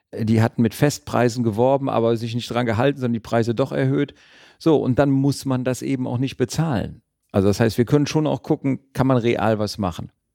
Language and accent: German; Düsseldorf, North Rhine-Westphalia, Germany; also born or lived in Cologne / Tübingen; bin in Düsseldorf geboren und lebe auch in Düsseldorf.